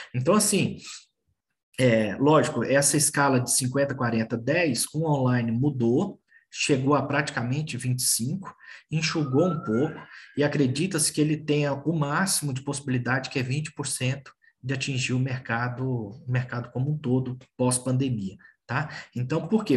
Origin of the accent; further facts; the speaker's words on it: Brasília, Federal District, Brazil; also born or lived in Belo Horizonte; now in São Paulo, Brazil; eu sou natural de Brasília, morei em Brasília e morei em Belo Horizonte. Hoje moro em São Paulo